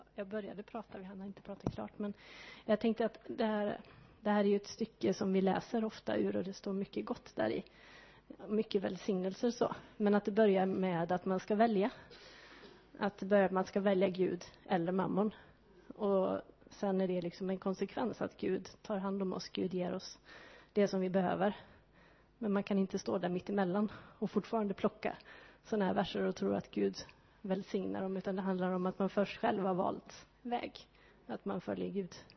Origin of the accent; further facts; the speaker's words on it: Sweden; vi får ju vara oändligt tacksamma som är födda och uppväxta och bor i Sverige